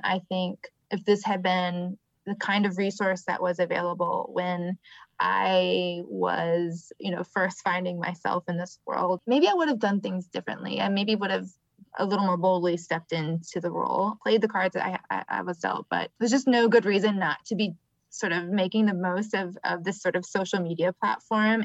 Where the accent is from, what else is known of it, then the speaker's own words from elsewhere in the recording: Michigan, United States; now in Atlanta, United States; I'm from Michigan.